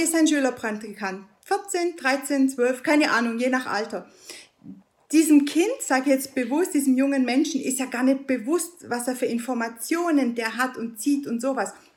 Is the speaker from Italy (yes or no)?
yes; Italy; now in Germany; Ich bin Italienerin